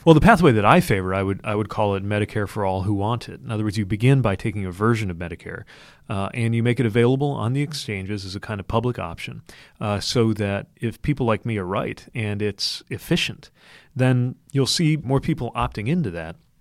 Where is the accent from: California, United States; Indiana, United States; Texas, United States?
Indiana, United States; I grew up in Indiana